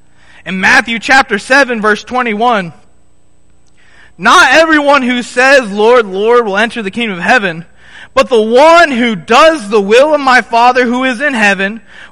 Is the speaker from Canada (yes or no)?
no; Nairobi, Kenya; also born or lived in South Africa; This is Nairobi, Kenya. Right? I was born in South Africa. I quickly moved to Nairobi. This is in Nairobi in 1998. This is my first memory, folks.